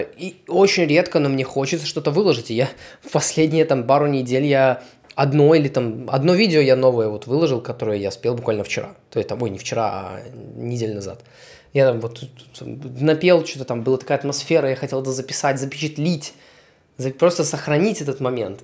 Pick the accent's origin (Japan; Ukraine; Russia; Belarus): Belarus; moved away as an adult; also born or lived in Poland; я вернулся из Польши в Беларусь, переехал обратно